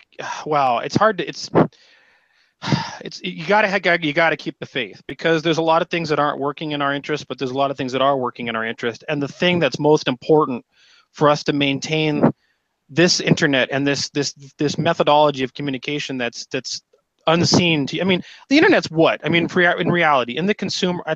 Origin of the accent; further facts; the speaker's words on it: United States; as an American